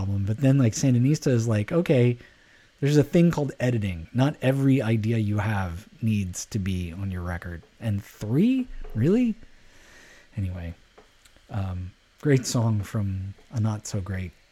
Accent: Alameda, California, United States; the town I grew up in Alameda, California

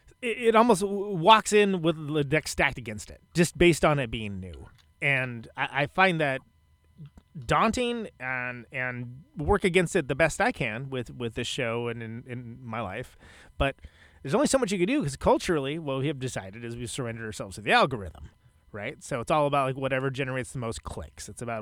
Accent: West Coast, United States; now in Milwaukee, United States; I live in Milwaukee now, but I come from the West Coast

